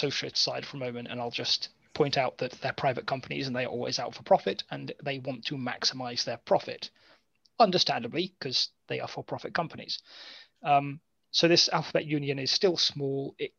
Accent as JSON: {"language": "English", "country": "United Kingdom", "said": "yes, but I'm British."}